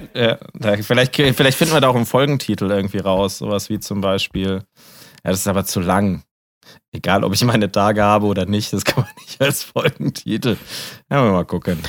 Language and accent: German; Germany; als Deutscher